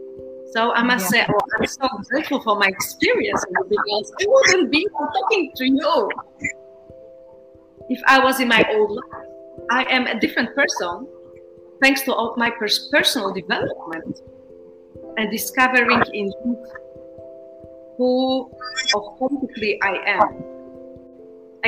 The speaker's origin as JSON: {"language": "English", "country": "Poland", "also_born_or_lived": "Warsaw, Poland / Netherlands / Brazil", "moved": "as an adult", "said": "I come from Poland"}